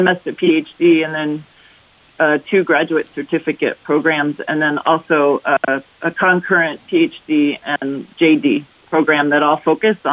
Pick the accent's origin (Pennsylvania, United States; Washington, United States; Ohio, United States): Ohio, United States; Cleveland; also born or lived in Detroit; I was born in Detroit, and I grew up in Cleveland